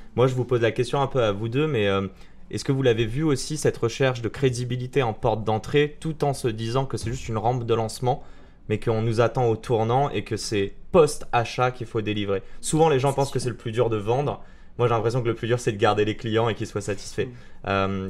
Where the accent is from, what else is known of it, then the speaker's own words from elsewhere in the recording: Morocco; Je suis marocain